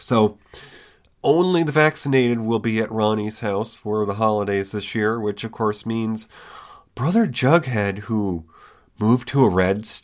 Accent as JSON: {"language": "English", "region": "New York", "country": "United States", "tie": "born or raised there", "moved": "yes", "said": "I'm still in the great state of New York"}